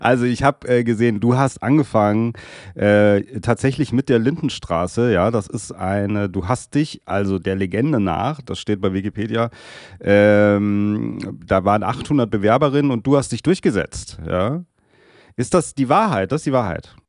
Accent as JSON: {"language": "German", "town": "Darmstadt", "region": "Hesse", "country": "Germany", "tie": "born or raised there", "said": "es ist trotzdem hier meine Heim, mein Heimatort Darmstadt in der Nähe von Frankfurt"}